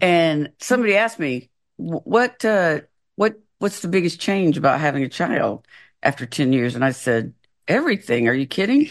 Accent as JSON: {"language": "English", "region": "the South", "country": "United States", "also_born_or_lived": "Florida / Washington State", "moved": "as an adult", "said": "I'm from the South"}